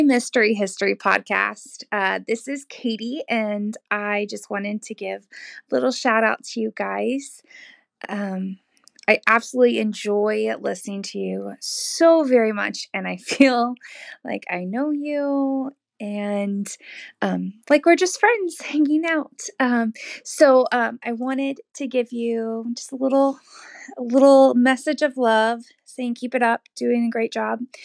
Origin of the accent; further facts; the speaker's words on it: Dayton, Ohio, United States; I am also from the Dayton area